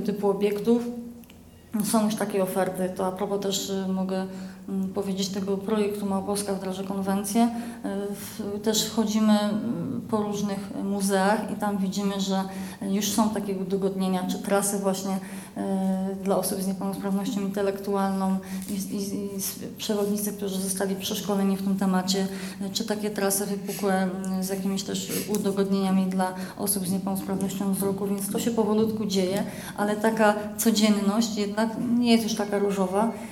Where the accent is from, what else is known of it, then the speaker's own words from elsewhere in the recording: Poland; now in Kraków, Poland; pochodzę z małej miejscowości